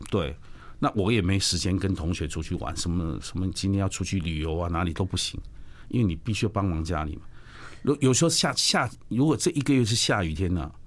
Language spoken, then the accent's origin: Chinese; Miaoli County, Taiwan; 我爸爸是江苏宜兴人嘛，大家都说我是客家人，我常常说我是江苏省苗栗县人